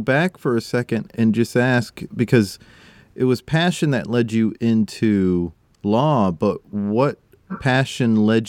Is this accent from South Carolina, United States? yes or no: yes; South Carolina, United States; I'm from South Carolina, so not far from Atlanta.